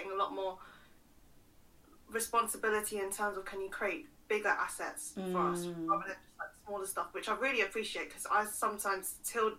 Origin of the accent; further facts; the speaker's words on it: London, United Kingdom; So I was born in London, raised in London, went to school in London.